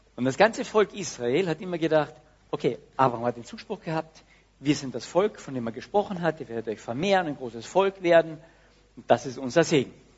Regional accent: Austria; Dass wir als Österreicher so berühmt sind

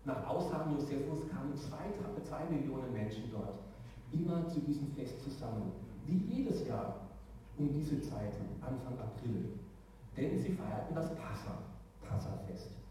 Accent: Karlsruhe, Baden-Württemberg, Germany; In meiner Heimat in Karlsruhe wird nicht der 10. Oktober gefeiert, weil es für die dort keine Bedeutung hat.

